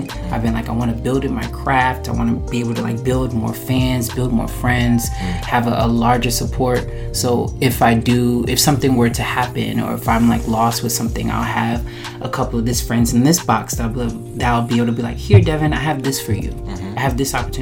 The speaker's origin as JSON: {"language": "English", "town": "Jacksonville", "region": "Florida", "country": "United States", "moved": "as an adult", "lives_now": "New York, United States", "said": "I'm from Jacksonville, Florida"}